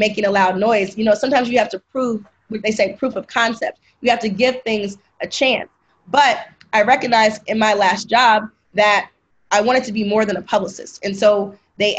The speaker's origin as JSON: {"language": "English", "region": "the South", "country": "United States", "said": "I'm from the South."}